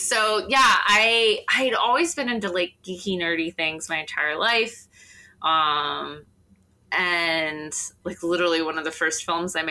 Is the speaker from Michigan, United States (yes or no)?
yes; southwest Michigan, United States; moved away; Southwest, so just off the coast of Lake Michigan is where I'm from originally